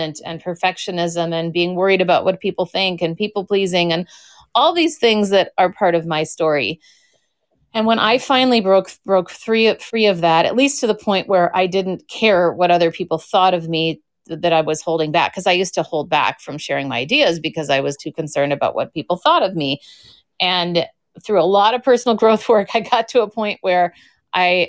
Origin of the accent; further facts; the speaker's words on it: Minneapolis, Minnesota, United States; now in San Francisco, United States; growing up in Minnesota, it was very much I was just trying to be a compliant little girl